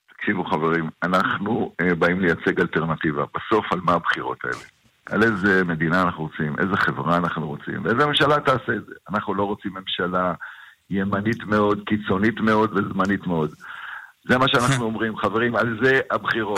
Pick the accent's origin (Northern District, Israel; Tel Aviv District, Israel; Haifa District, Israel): Northern District, Israel; אני גדלתי שם.